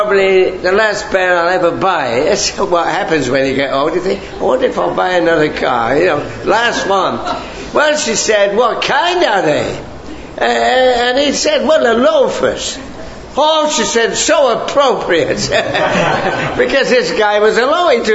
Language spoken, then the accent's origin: English; England, United Kingdom; now in Canada; I grew up in England where we had these lovely gardens, you know, lots of rain, and I have an English garden in Canada